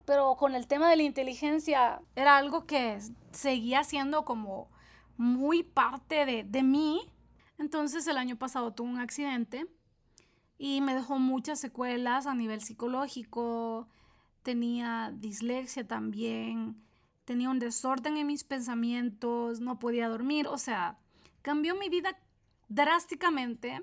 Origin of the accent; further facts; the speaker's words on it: El Salvador; soy salvadoreña, de profesión soy chef, nutricionista y terapeuta holística